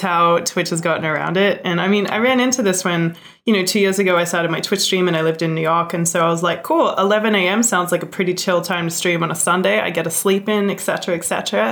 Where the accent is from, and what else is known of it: Australia; born or raised there; moved away